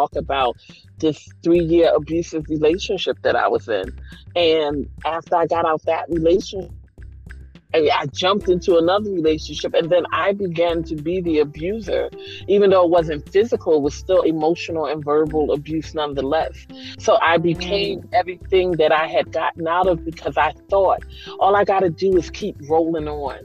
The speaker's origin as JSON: {"language": "English", "town": "Philadelphia", "region": "Pennsylvania", "country": "United States", "said": "I'm from Philly"}